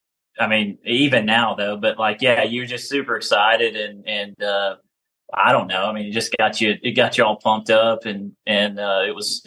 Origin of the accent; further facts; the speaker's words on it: Florida, United States; I grew up in Florida, and my grandma lived on a lake, a small lake right there in Central Florida.